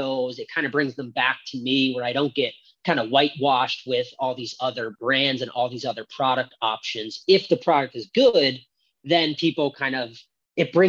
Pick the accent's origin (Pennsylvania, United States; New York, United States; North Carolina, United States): Pennsylvania, United States; West Chester; also born or lived in California; now in Maine, United States; I grew up in Pennsylvania and traveled a bunch and lived all over, lived in Cali a little bit